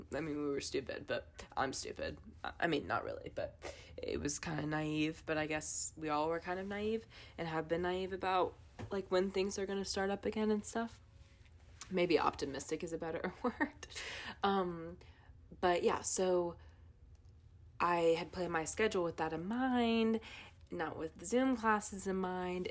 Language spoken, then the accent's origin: English; Wake County, North Carolina, United States; I'm from Wake County